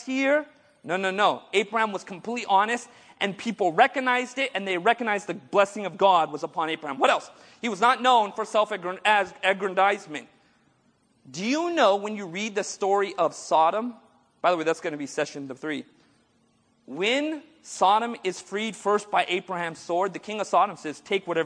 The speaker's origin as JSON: {"language": "English", "country": "India", "said": "I'm Indian"}